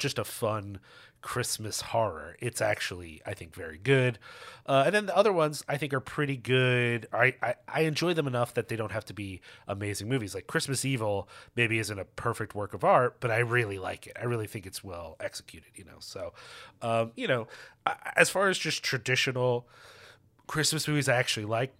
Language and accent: English; Philadelphia, Pennsylvania, United States; I grew up in Philly